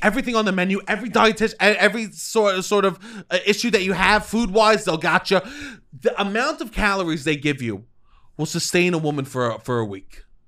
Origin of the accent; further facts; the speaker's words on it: United States; now in Brooklyn, United States; I'm a boy that grew up in the suburbs and that went to chain restaurants